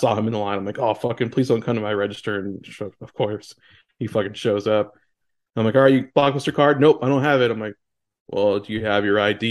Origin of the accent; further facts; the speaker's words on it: South Florida, United States; growing up in South Florida with the Miami Dolphins